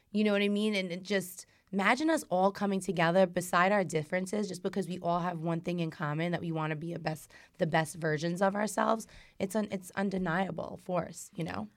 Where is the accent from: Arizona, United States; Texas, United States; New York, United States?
New York, United States; New York City; I'm a girl from Brooklyn. Like, I used to sit out in the stoop